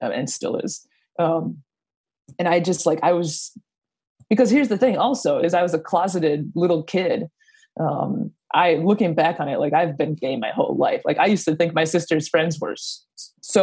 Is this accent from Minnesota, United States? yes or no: yes; Minneapolis, Minnesota, United States; I grew up in the Twin Cities